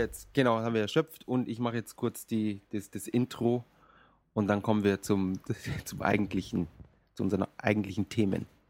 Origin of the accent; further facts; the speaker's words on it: Munich, Bavaria, Germany; now in Japan; bei uns in München